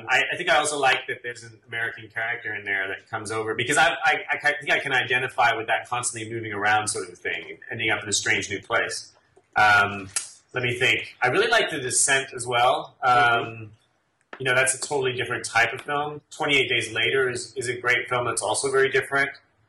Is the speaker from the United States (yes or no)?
no; England, United Kingdom; accent: English; wife has mentioned to me that even though I throw in the odd English euphemism and word, I don't sound as English as I used to.